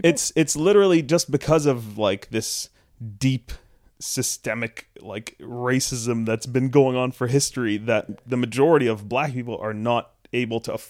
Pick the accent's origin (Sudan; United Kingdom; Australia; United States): Sudan; also born or lived in Canada; I uh, obviously am from Canada ish. I'm from Sudan, but also Canadian.